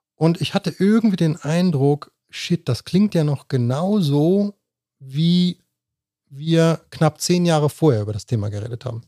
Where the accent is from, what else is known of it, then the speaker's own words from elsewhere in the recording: Germany; accent: Hochdeutsch; now in Switzerland; ich bin Deutscher geworden in der Schweiz. Vorher war ich kein Deutscher. Aber ich bin hier bin ich so Deutscher geworden in der Wahrnehmung